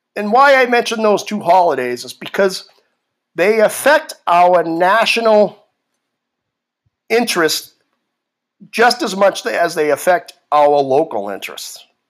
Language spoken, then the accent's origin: English; Boston, Massachusetts, United States; moved away; I grew up in Boston, in Massachusetts, probably the most liberal state in the country